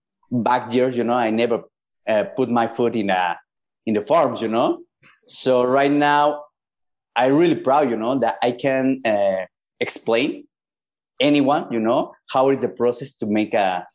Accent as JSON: {"language": "English", "town": "Cuernavaca", "region": "Morelos", "country": "Mexico", "tie": "born or raised there", "also_born_or_lived": "Minnesota, United States / Barcelona, Spain", "second_language": "English", "moved": "as an adult", "said": "I was born in Cuernavaca"}